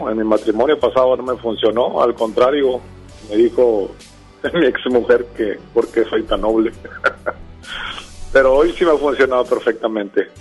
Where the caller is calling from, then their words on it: Juárez, Nuevo León, Mexico; De Juárez, Nuevo León.